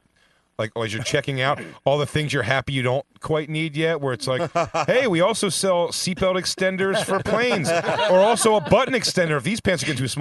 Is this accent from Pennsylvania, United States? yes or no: yes; Philadelphia, Pennsylvania, United States; I'm from Philly